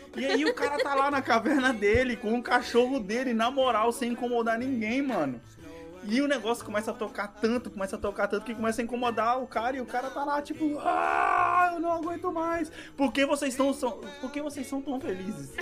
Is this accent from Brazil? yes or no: yes; Brazil; moved away; ainda sou brasileiro